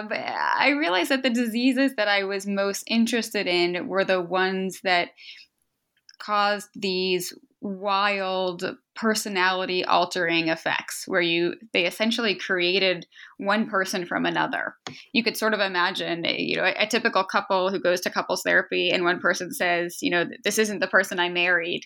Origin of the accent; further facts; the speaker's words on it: outside Boston, Massachusetts, United States; moved away as an adult; now in Philadelphia, United States; I grew up outside Boston and was there for most of my life through college